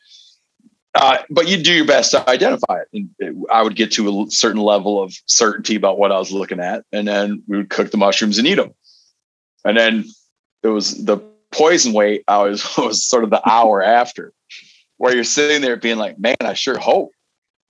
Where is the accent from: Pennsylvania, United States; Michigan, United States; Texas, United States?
Michigan, United States; also born or lived in Seattle; grew up in Michigan